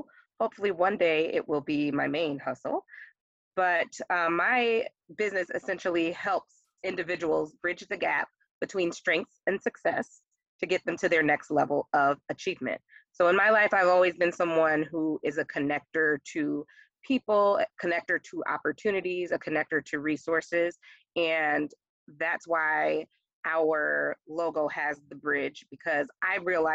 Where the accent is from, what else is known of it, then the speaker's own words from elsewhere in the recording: New York, United States; growing up in New York with bridges in our backdrop at all times